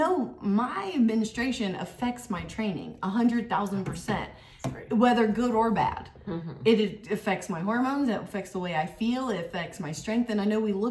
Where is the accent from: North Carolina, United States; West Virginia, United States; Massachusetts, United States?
West Virginia, United States; I grew up in West Virginia